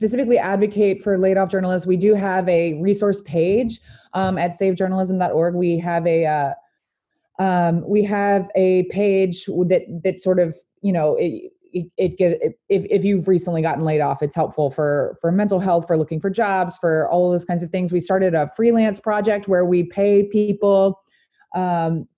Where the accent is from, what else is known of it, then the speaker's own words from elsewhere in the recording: Louisiana, United States; I'm from Louisiana